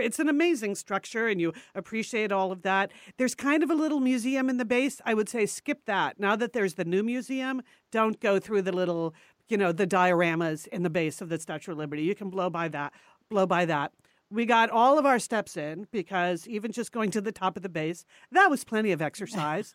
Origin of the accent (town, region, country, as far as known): United States; born or raised there; moved away; also born or lived in New York City